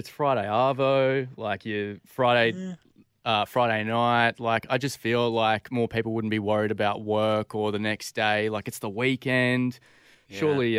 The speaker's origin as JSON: {"language": "English", "region": "Queensland", "country": "Australia", "said": "as a Queenslander, Origin's a big thing for me."}